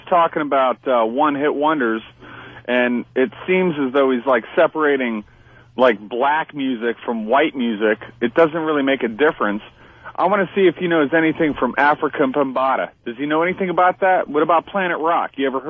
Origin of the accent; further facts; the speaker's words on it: Brooklyn, New York, United States; I grew up in Brooklyn and all